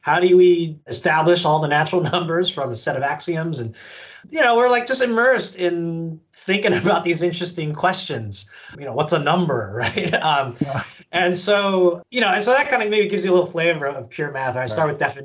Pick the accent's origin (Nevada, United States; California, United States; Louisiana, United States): California, United States; San Francisco Bay Area; moved away; my hometown out in the San Francisco Bay Area in California